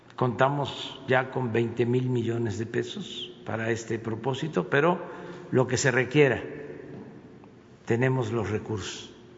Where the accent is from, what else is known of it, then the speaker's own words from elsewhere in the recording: Tepetitán, Tabasco, Mexico; soy de Tepetitán, Macuspana, Tabasco